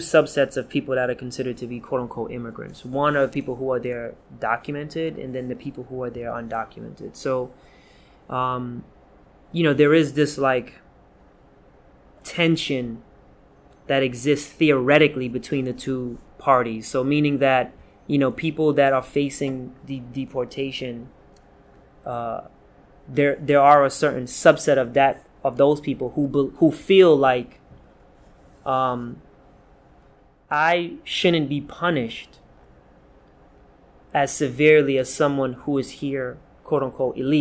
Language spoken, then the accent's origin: English; New York City, New York, United States; also born or lived in Guyana; We grew up in South Jamaica, Queens